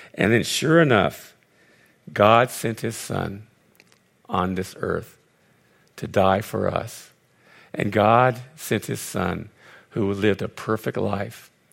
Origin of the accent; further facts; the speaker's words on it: Los Angeles, California, United States; also born or lived in Connecticut; I'm born and raised in Los Angeles